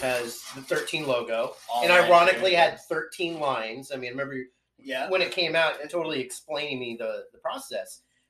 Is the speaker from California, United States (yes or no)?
no; Texas, United States; also born or lived in Cleveland; And so we kind of moved all over the country as a kid. You know, I'm actually more from Texas than I'm from anywhere else because I moved after Cleveland.